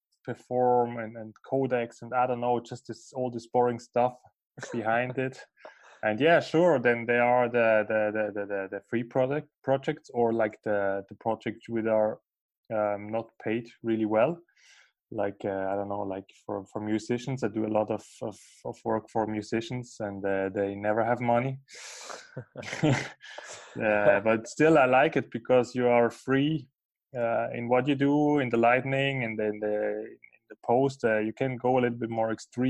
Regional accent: Basel, Basel-Stadt, Switzerland; English is a second language; moved away as an adult; now in Lucerne, Switzerland; I am from Basel and now living in Lucerne as a freelance photographer and filmmaker

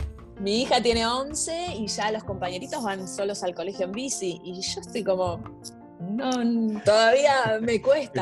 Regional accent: Argentina; moved away; en mi país, con mi gente

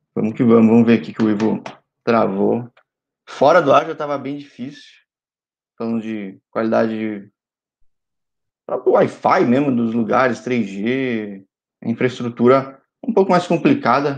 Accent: São Paulo, Brazil; sou de São Paulo

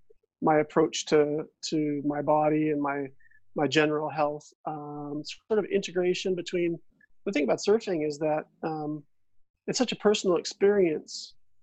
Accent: California, United States; now in Victoria, California, United States; Mm-hmm. Well, yeah, I mean, like most surfers, I guess you could say, the ocean becomes a big part of your life

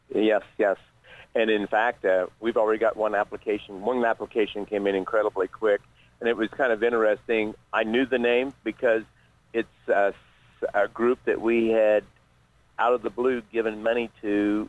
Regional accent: Ripley County, Indiana, United States; born or raised there

